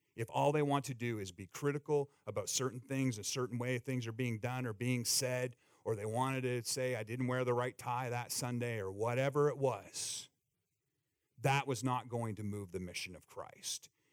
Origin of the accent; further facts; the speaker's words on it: Eastern Canada, Canada; now in United States; where I grew up in the Northeast in Eastern Canada along the rivers